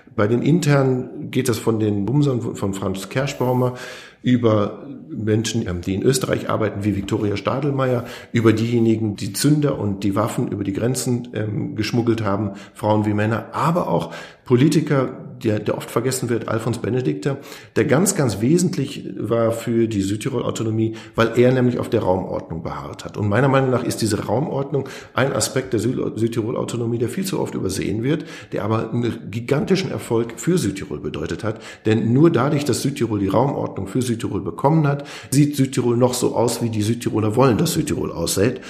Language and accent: German; North Rhine-Westphalia, Germany; now in South Tyrol, Italy; als Piefke, der vom Niederrhein kommt